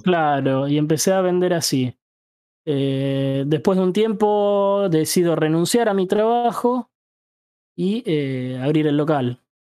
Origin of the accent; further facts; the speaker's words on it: Ituzaingó, Buenos Aires Province, Argentina; Yo tengo 30 y soy de Ituzaingó, el conurbano